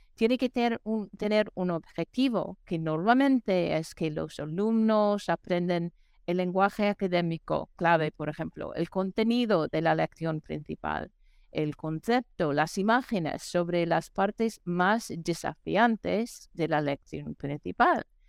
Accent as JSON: {"language": "Spanish", "region": "New York", "country": "United States", "also_born_or_lived": "New Mexico", "moved": "yes", "said": "aquí soy de, de Nueva York"}